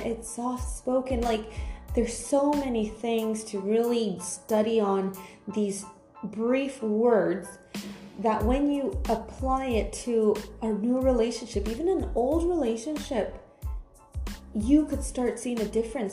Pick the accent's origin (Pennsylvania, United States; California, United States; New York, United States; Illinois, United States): California, United States; moved away as an adult; now in Europe; I'm from America, I'm Cal- from California